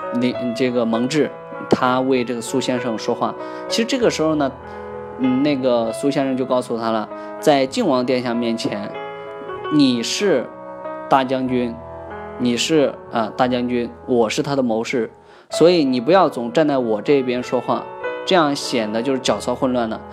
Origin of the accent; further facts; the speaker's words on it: China; 我们中国人就是太多了，十三亿人啊